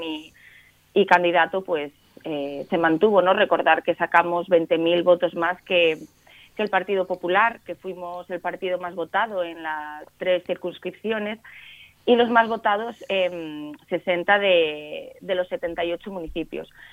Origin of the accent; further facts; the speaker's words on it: Cangas del Narcea, Asturias, Spain; yo soy de Cangas, del Narcea